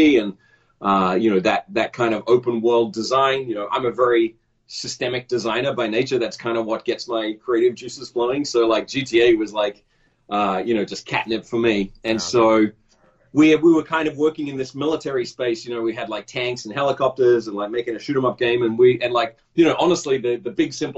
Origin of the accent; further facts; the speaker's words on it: Australia; moved away as an adult; also born or lived in Los Angeles, United States; I grew up in Australia and I kind of came up through the Australian game industry